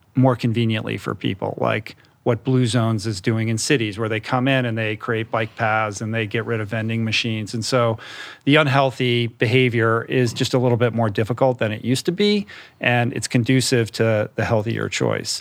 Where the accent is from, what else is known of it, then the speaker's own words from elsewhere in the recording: Washington, District of Columbia, United States; I grew up in Washington, D C